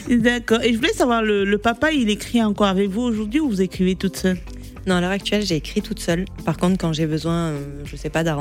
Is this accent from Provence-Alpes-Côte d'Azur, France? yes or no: yes; Marseille, Provence-Alpes-Côte d'Azur, France; il faut savoir que je viens de Marseille, mais par contre, je jongle beaucoup entre